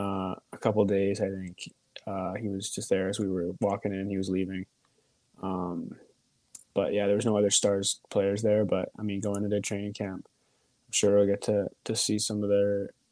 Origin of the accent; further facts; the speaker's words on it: Vancouver, British Columbia, Canada; moved away as an adult; also born or lived in United States; now in Texas, United States; when we moved to Vancouver